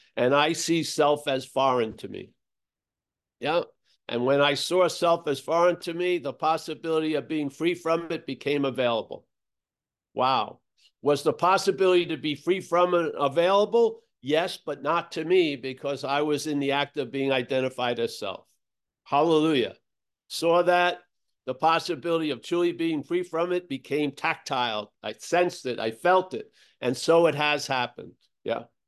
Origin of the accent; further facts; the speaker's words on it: United States; moved away as an adult; also born or lived in Australia; I grew up in America